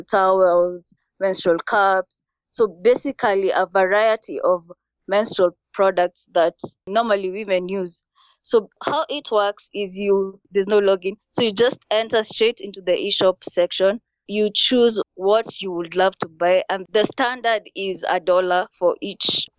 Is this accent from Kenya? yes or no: yes; Kenya; moved away